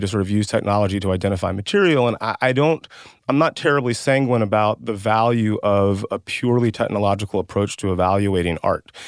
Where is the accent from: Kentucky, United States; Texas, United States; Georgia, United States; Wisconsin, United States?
Georgia, United States; West Central; I grew up in West Central Georgia.